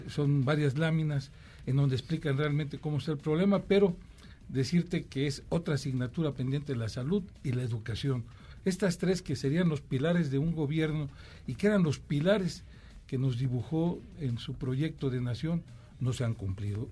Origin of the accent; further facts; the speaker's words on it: Veracruz, Mexico; soy veracruzano